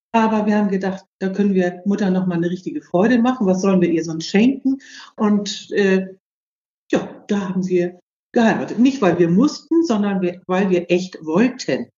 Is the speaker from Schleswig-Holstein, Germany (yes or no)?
yes; Büdelsdorf, Schleswig-Holstein, Germany; ich bin in Büdelsdorf groß geworden